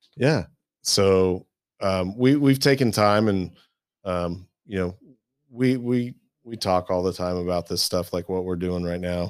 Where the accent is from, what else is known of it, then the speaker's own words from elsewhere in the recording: Midwest, United States; I grew up in the Midwest